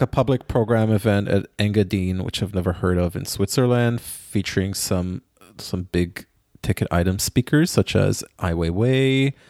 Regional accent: Israel; Like, believe you me, I grew up in Israel. I do not ski.

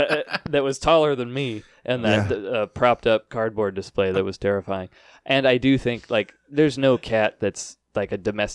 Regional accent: the Northwest, Pacific Northwest, United States; I grew up here in the Northwest

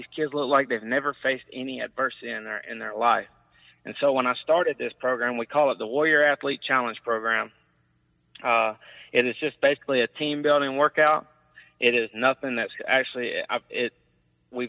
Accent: Midland City, Alabama, United States; moved away; Dale County back in my hometown

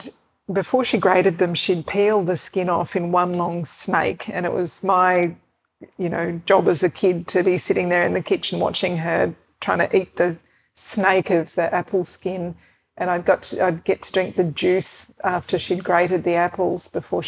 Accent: Sydney, New South Wales, Australia; I grew up, like I said, in Oyster Bay, which is about a 10-minute drive from the beach

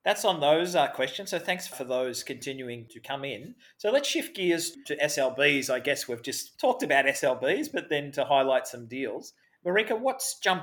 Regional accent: Australia; accent: Australian; my Australian accent's

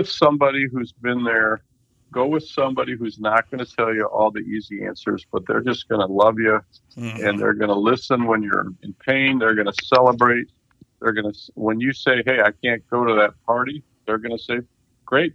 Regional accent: Midwest, United States; we're from the Midwest

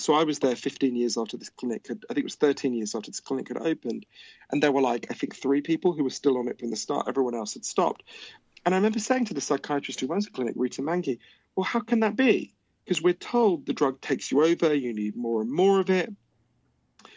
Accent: United Kingdom; also born or lived in Switzerland; my dad's from Switzerland, so I'm a Swiss citizen as well as obviously British

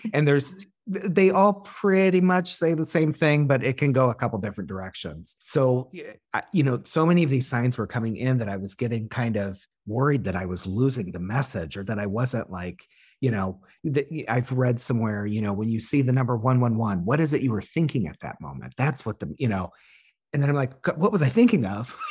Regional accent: Illinois, United States; the area code that I, my hometown is.

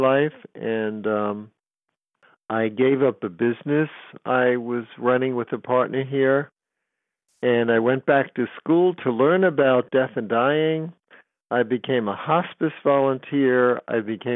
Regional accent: New York City, New York, United States; moved away as an adult; now in San Francisco, United States; I was from New York City

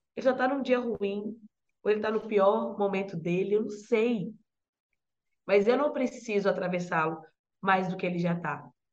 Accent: Belo Horizonte, Minas Gerais, Brazil; moved away as an adult; now in São Paulo, Brazil; Tem dez meses que eu me mudei para São Paulo. Eu venho de Minas Gerais, né, de Belo Horizonte

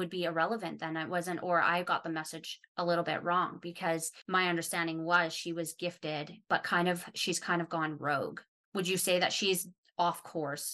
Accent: Calgary, Alberta, Canada; now in Australia; I'm not from Calgary originally either. I was about 6 when my family moved there

